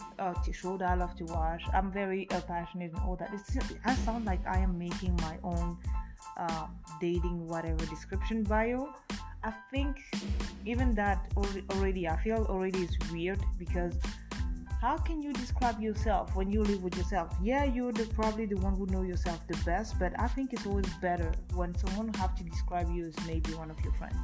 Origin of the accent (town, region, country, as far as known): France; born or raised there; English is a second language; moved away as an adult; also born or lived in Africa; now in Edmonton, Canada